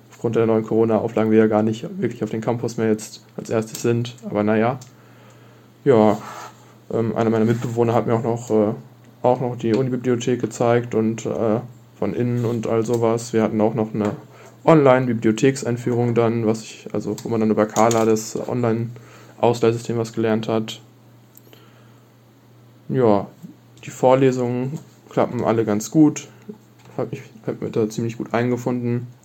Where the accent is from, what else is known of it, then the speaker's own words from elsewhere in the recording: North Rhine-Westphalia, Germany; Ich komme aus der Nähe von Dortmund